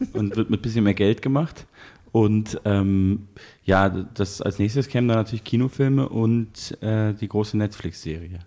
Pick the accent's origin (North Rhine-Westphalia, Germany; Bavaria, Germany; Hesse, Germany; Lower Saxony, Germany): Bavaria, Germany; Munich; ich komme ja nicht aus Berlin, ich bin ja Münchner